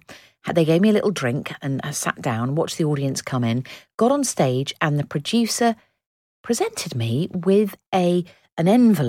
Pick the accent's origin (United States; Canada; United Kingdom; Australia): United Kingdom; Oxfordshire, South East England; when we were early teens growing up in the Oxfordshire area.